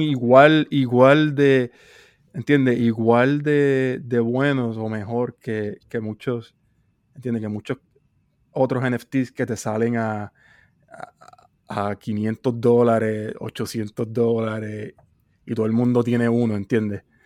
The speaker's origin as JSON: {"language": "Spanish", "country": "Puerto Rico", "said": "soy de Puerto Rico"}